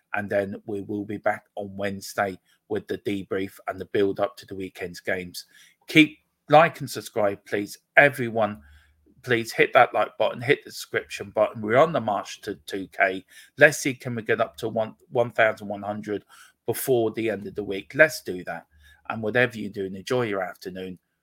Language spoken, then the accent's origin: English; Gorey, Leinster, Ireland; also born or lived in Donegal; I'm from Wexford, um, a little place called Gorey in the south, sunny southeast